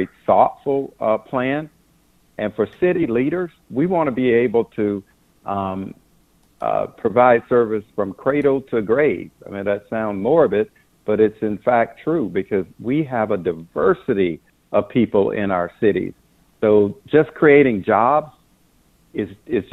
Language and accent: English; Belle Glade, Florida, United States; moved away as an adult; also born or lived in South Bay, Florida; now in Washington, D.C., United States; I grew up in a poor, poverty-stricken community, Belleglade, South Bay, Florida